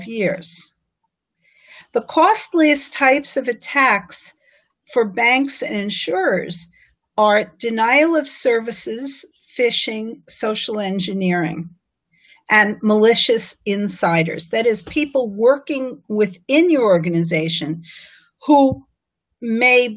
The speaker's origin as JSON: {"language": "English", "town": "New York City", "region": "New York", "country": "United States", "said": "my hometown paper, the New York Times"}